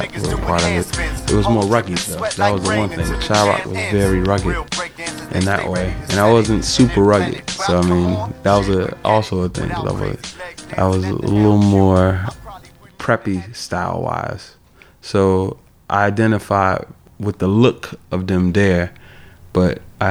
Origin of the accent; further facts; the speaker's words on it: Chicago, Illinois, United States; I'm from Chicago